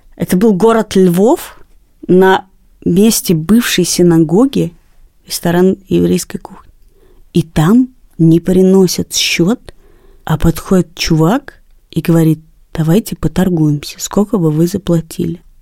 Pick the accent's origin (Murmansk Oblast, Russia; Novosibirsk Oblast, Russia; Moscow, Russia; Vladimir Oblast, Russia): Moscow, Russia; все детство провела на Даниловском рынке, потому что я жила и живу рядом с ним.